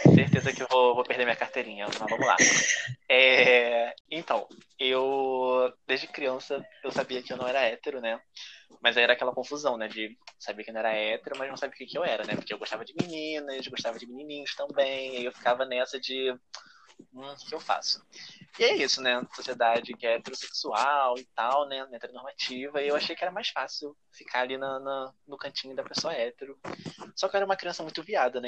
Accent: Rio de Janeiro, Brazil; sou do Rio de Janeiro

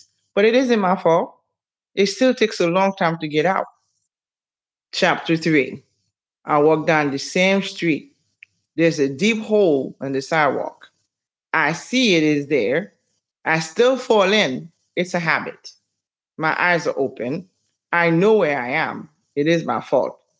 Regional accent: Haiti; moved away; I'm from Haiti

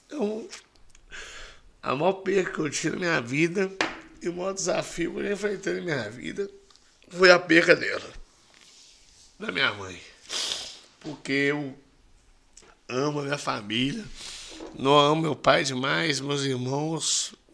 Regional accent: Rio Casca, Minas Gerais, Brazil; Sou de Rio Casca. Poderia ser o quê? Sou Rio Casquense.

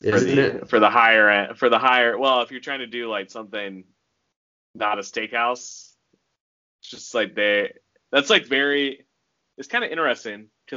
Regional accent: Fort Mill, South Carolina, United States; I grew up in Fort Mill

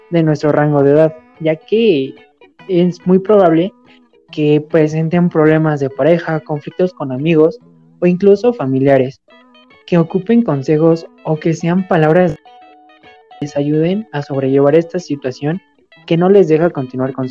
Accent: Mexico; y más como, bueno, somos mexicanos, chicos de universidad o de prepa

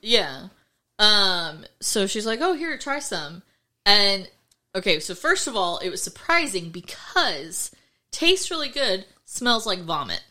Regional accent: Florida, United States; I'm from Florida

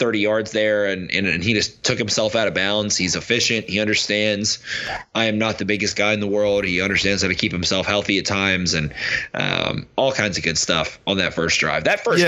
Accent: Maryland, United States; I'm from Maryland. I like Baltimore. I like Ravens. I like Orioles.

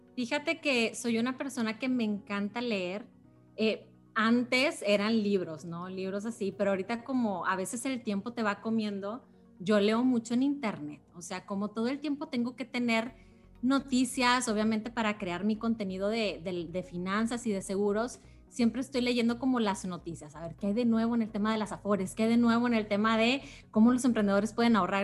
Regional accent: Monterrey, Nuevo León, Mexico; yo soy de Monterrey, soy de Monterrey, Nuevo León

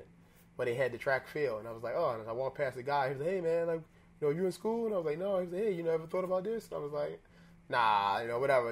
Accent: Baltimore, Maryland, United States; moved away as an adult; I grew up mostly in West Baltimore

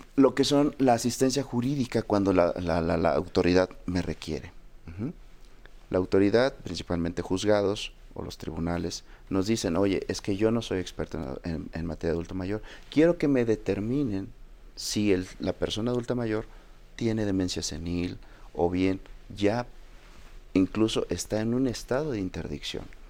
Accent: Mexico; nuestra identidad como mexicanos

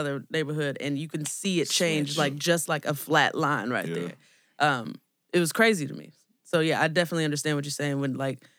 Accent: Oakland, California, United States; now in Chicago, United States; when I came to Chicago because I'm from Oakland. California

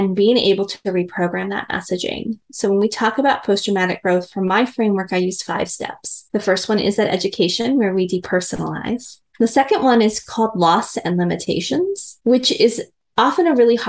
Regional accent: Midwest, United States; I'm a girl from the Midwest. I was very much raised in kind of a patriarchal

